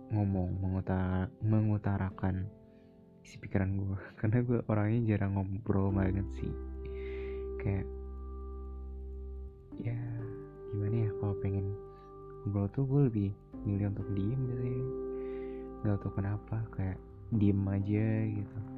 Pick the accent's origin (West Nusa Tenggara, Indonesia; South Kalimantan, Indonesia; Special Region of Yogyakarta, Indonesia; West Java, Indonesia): West Java, Indonesia; Bekasi; gue dari Jakarta eh nggak Jakarta sih Bekasi ya planet Bekasi planet nggak tuh